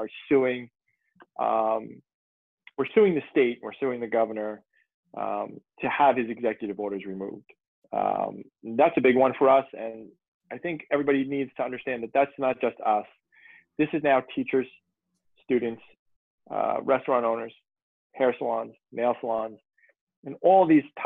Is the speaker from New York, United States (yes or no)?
yes; South Shore, Long Island, New York, United States; I'm a South Shore boy